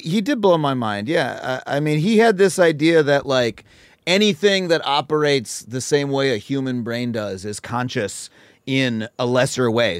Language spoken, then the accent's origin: English; Wading River, New York, United States; town called Wading River was where I spent most of my life growing up. It's in Suffolk County.